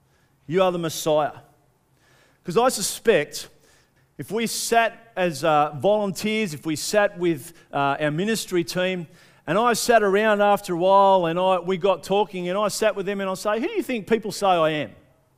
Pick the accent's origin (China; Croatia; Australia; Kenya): Australia; Being good Australian people, we'd want to knock the tall poppy off a little bit quicker, wouldn't we?